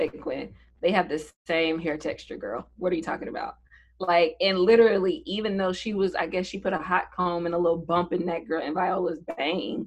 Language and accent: English; the South, United States; growing up in the South.